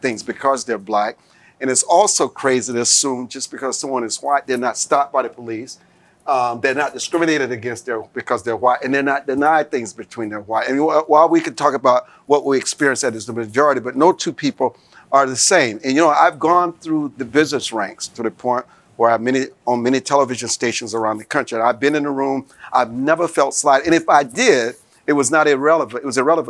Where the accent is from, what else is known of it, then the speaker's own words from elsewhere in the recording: Deep South, United States; I grew up in the Deep South, yes, on my parents' farm